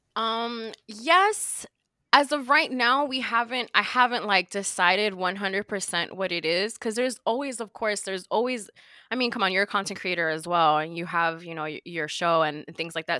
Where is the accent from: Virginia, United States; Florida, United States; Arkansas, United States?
Florida, United States; Miami; I'm from Miami